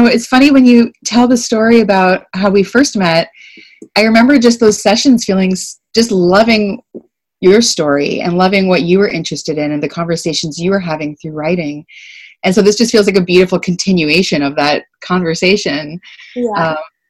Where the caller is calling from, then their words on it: Toronto, Ontario, Canada; I'm calling from Toronto, Ontario. I am in Canada, and this is the traditional territory of the Wendat, the Anishinaabek Nation, the Haudenosaunee Confederacy, the Mississaugas of the New Credit First Nations, and the Métis Nation.